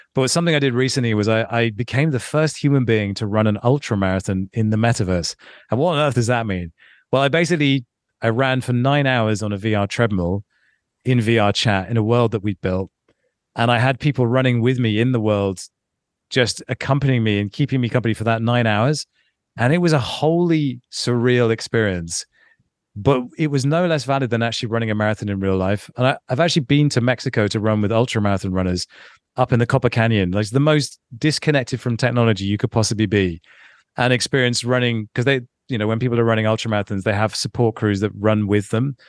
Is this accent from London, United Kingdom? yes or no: yes; London, United Kingdom; Growing, growing up in London, when I did, and, and being a young twenty-year-old in London